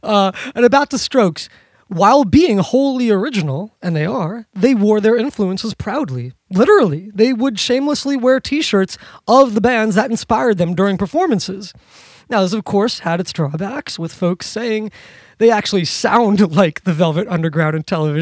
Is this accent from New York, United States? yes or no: yes; New York City, New York, United States; Not just a New Yorker, but being from, born and raised in New York City